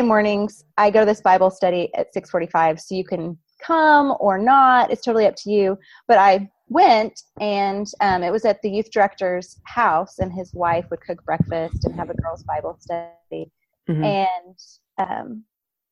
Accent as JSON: {"language": "English", "town": "Duncan", "region": "Oklahoma", "country": "United States", "tie": "born or raised there", "said": "I grew up in Duncan, Oklahoma, so southwest Oklahoma."}